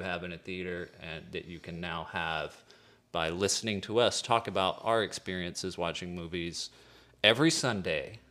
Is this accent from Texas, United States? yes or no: yes; East Texas, United States; from East Texas